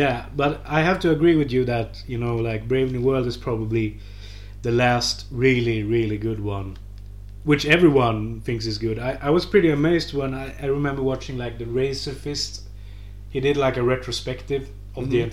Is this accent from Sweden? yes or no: yes; Sweden; my home country